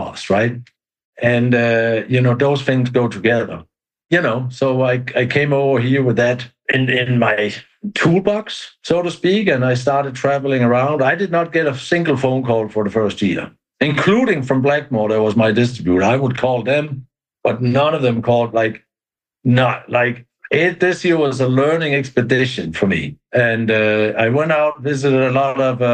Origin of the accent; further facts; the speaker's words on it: Denmark; moved away as an adult; now in Brevard County, Florida, United States; we've been brought up with that in Denmark